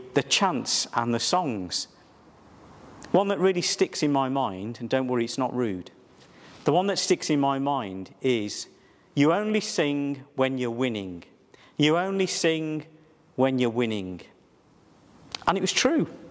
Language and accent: English; Wolverhampton, West Midlands, United Kingdom; my hometown was Wolverhampton